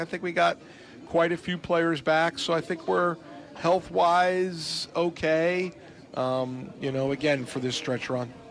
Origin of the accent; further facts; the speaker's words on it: New England, United States; moved away; I grew up in the New England area